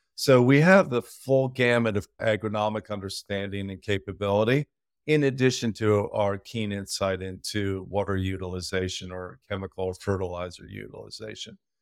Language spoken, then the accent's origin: English; Peru; moved away; I grew up in South America, Peru